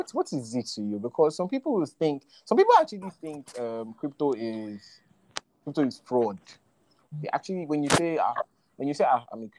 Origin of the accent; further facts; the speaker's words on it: Nigeria; being a Nigerian